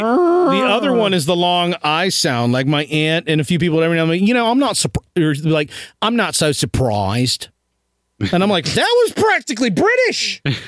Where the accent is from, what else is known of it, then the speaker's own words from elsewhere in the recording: Southern Ohio, United States; also born or lived in Chicago; now in Indiana, United States; I came from Southern Ohio, moved to Chicago